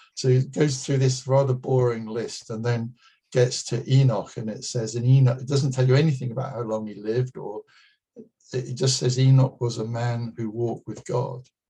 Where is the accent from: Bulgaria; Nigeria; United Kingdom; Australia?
United Kingdom; being British